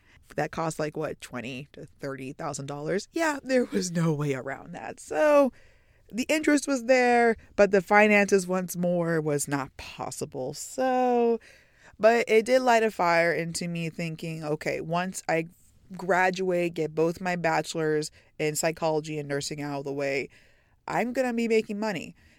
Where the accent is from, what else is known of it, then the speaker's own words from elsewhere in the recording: Tyler, Texas, United States; So I was born and raised in Tyler, Texas. That's in the East Texas area. So do I have the typical, stereotypical Texas accent? No, unfortunately.